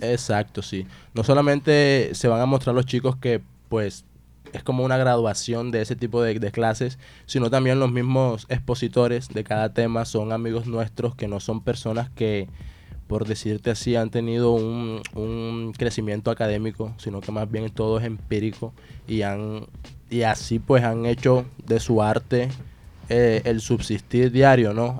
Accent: Colombia; yo soy el único colombiano

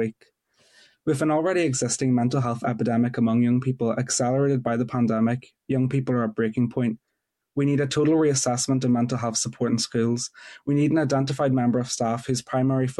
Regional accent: Newry, Northern Ireland, United Kingdom; I'm 17 from Newry

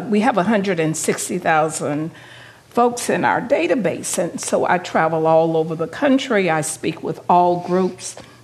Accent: the South, United States; I'm from the South

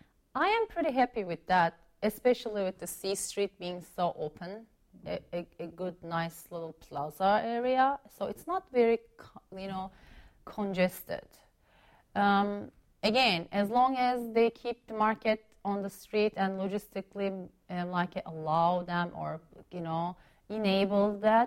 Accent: Chicago, Illinois, United States; now in Washington, United States; Yeah, in Chicago, yeah. For family you know, reasons, we moved from Chicago to, in 2005, to the D.C.

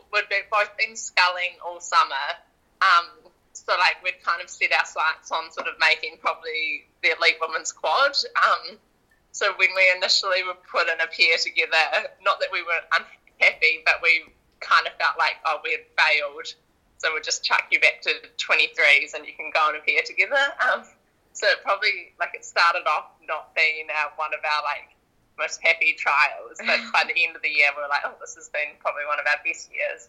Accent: Christchurch, Canterbury, New Zealand; I'm originally from the South Island down in Christchurch

